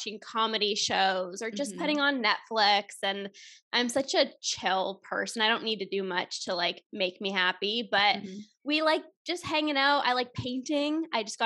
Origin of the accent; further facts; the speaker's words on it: Toronto, Ontario, Canada; I am from Toronto, Canada. I am born, raised here.